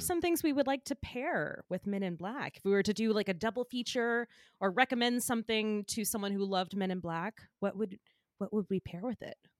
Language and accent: English; Flowery Branch, Georgia, United States; moved away; I'm from outside of Atlanta. I'm from, uh, Flowery Branch.